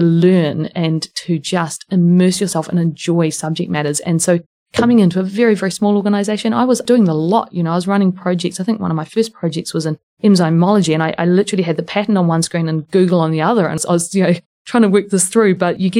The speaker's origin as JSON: {"language": "English", "region": "Wellington", "country": "New Zealand", "also_born_or_lived": "Dunedin, New Zealand", "moved": "yes", "said": "I am a Wellingtonian originally, and I had moved back to New Zealand a few years earlier"}